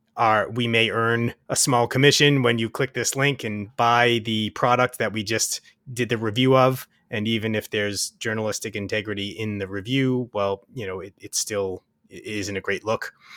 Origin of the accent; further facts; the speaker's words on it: Waltham, Massachusetts, United States; now in Kingston, United States; I come from Boston, so it's about three hours from, from my hometown of Waltham